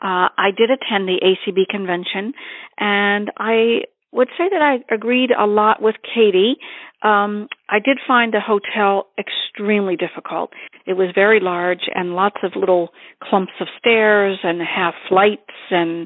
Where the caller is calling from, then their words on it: Worcester, Massachusetts, United States; I'm calling from Worcester, Massachusetts